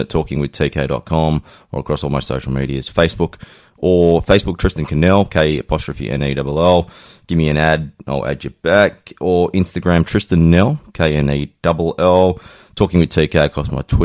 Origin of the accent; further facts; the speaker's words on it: Sydney, New South Wales, Australia; I grew up in Quakers Hill